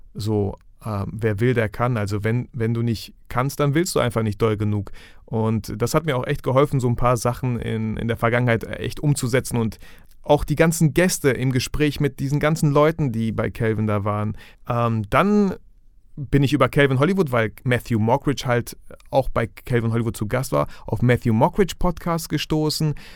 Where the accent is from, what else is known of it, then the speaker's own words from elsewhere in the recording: Germany; hier bei uns in Deutschland